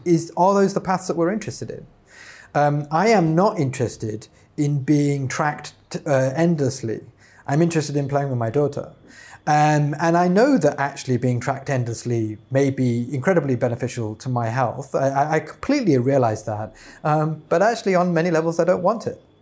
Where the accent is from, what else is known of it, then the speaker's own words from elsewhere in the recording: United Kingdom; as we say in the U K